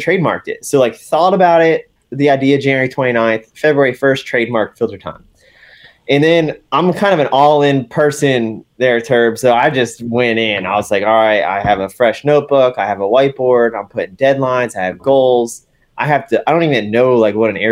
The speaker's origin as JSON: {"language": "English", "town": "West Palm Beach", "region": "Florida", "country": "United States", "moved": "as an adult", "lives_now": "North Carolina, United States", "said": "I'm originally from West Palm Beach, Florida. Now I've lived in North Carolina for over 11 years"}